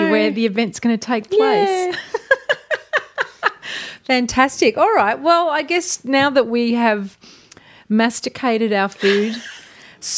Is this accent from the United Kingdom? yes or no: no; Australia; now in Berlin, Germany; we're two Australian Wahlberlinerinnen